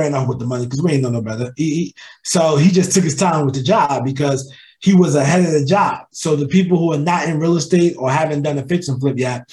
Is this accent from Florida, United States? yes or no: no; New Jersey, United States; moved away as an adult; now in Charlotte, United States; I'm from New Jersey, born and raised.